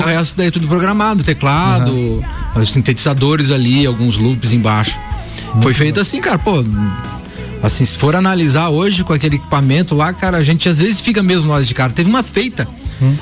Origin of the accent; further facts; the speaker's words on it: Brazil; a gente morava ali na Popular, a gente nasceu na Popular